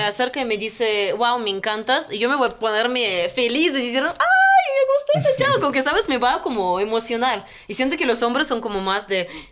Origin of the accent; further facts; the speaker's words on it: Russia; Spanish is a second language; moved away as an adult; now in Mexico City, Mexico; no somos solamente los rusos